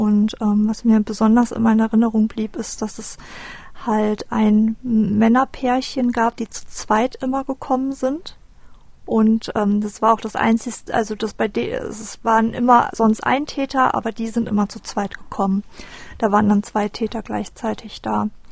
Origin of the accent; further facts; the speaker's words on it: Düsseldorf, North Rhine-Westphalia, Germany; ich bin 1985 in Düsseldorf geboren